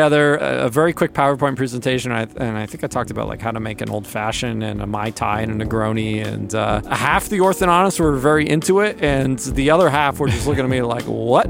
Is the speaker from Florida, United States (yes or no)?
no; New Jersey, United States; moved away; also born or lived in North Carolina; New Jersey.